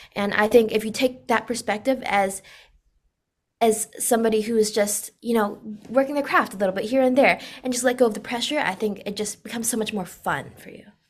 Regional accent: Orange County, California, United States; I grew up in America and I was born and raised here

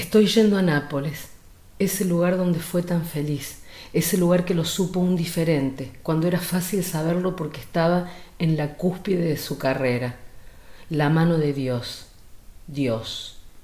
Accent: Argentina; como buena argentina

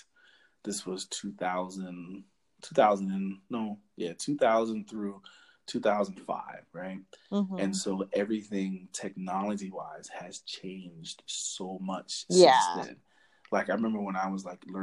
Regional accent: New York City, New York, United States; I grew up in New York City. Like, I grew up in the Bronx, Brooklyn, Manhattan, Harlem

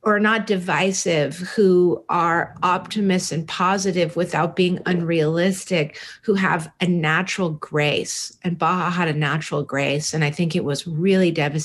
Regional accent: San Francisco, California, United States; when I was probably 10 or 11 years old, growing up in San Francisco in the Haight-Ashbury

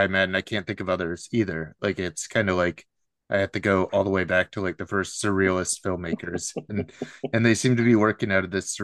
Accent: Seattle, Washington, United States; I'm just like from the Pacific Northwest, Seattle area here

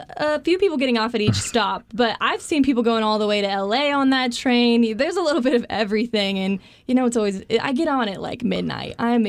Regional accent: Garden City, Kansas, United States; Garden City, Kansas. That is the place of beauty. Down there in western Kansas, not a lot of people have been

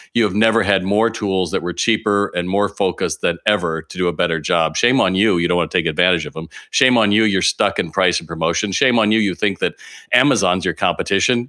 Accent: California, United States; I'm from California

